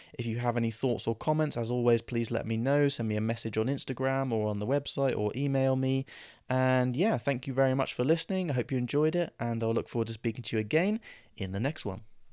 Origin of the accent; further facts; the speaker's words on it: England, United Kingdom; we grow up in England around English speakers